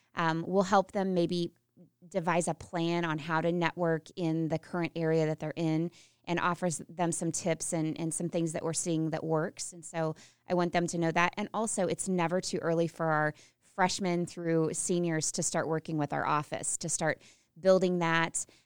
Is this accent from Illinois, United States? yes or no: no; Unionville, Missouri, United States; moved away; I'm from Unionville, Missouri, Putnam County, R one, um, home of the Mighty Midgets